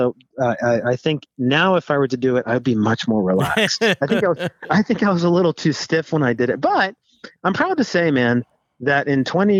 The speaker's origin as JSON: {"language": "English", "region": "the South", "country": "United States", "tie": "born or raised there", "said": "about growing up in the South, growing up in a big family."}